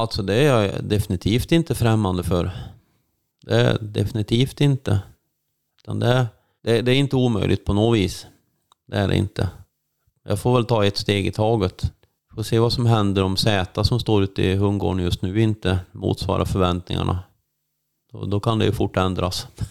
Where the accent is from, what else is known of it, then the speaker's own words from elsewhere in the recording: Värmland, Sweden; moved away as an adult; now in Älvdalen, Sweden; jag är ju född uppväxt i Värmland